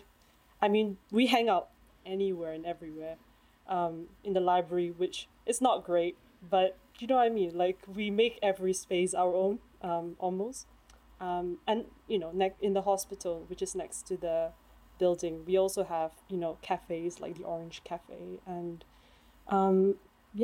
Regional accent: Malaysia; moved away as an adult; now in United Kingdom; I'm from Malaysia, but I've been in the UK for the last 6 years or so.

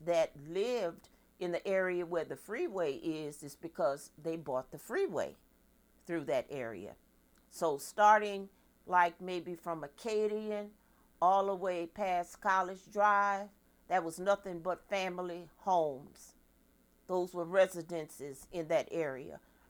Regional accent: Baton Rouge, Louisiana, United States; moved away as an adult; also born or lived in Los Angeles, California / Rochester, Minnesota; So I hail from Baton Rouge, Louisiana, born and raised right there at Baton Rouge General Hospital. December 4th, 1953 is my birthday.

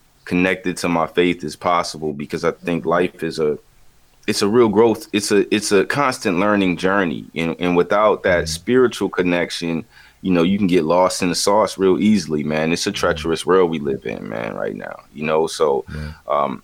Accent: the Carolinas, United States; growing up in the Carolinas

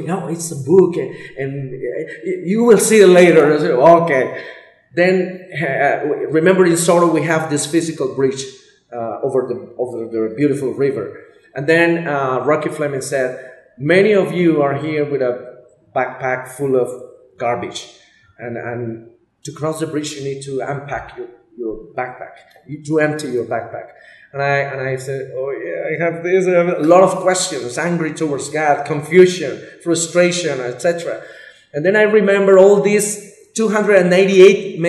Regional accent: Colombia; I'm Colombia.

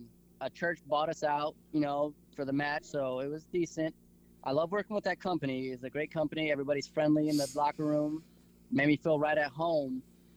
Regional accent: Abilene, Texas, United States; we're all from the Abilene Sweetwater area.

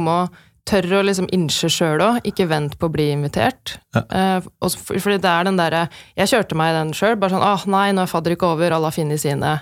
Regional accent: Norway; som nordmenn

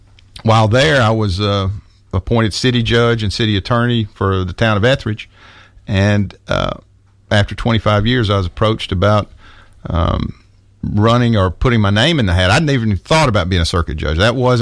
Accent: Tuscumbia, Alabama, United States; moved away as an adult; also born or lived in Nashville, Tennessee; Well, I grew up in northwest Alabama, in the Shoals area, Tuscumbia, Sheffield. All of my folks were from there. They go back to almost the 1700s down there.

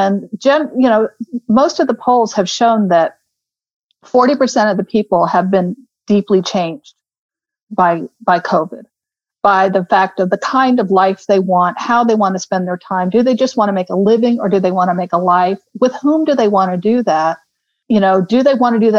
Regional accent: Houston, Texas, United States; also born or lived in London, United Kingdom; now in Austin, United States; growing up in Houston

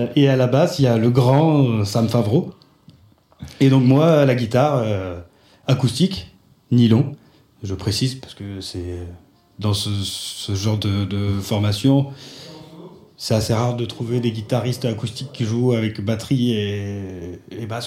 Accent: France; je suis français

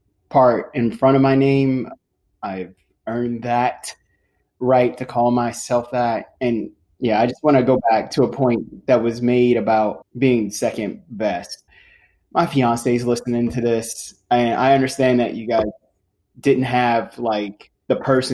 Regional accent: Johnstown, United States; So I'm from Johnstown, and I am a engineering studies manager.

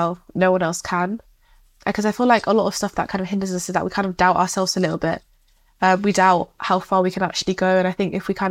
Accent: Northamptonshire, East Midlands, United Kingdom; I'm 18 and I'm from Northamptonshire.

